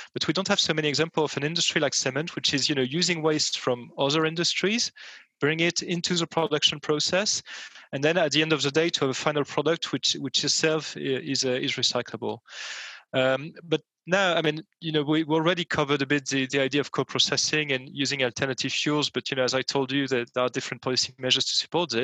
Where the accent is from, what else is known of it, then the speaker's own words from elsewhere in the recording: France; in my home country, France